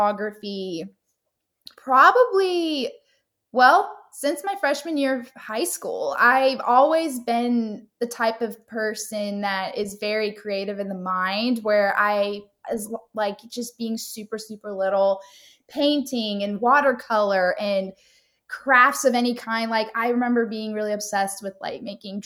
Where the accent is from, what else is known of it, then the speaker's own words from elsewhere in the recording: Southern California, United States; moved away as an adult; also born or lived in North Carolina / Florida; But I am from Southern California. I was born there and lived there up until college when I moved to North Carolina.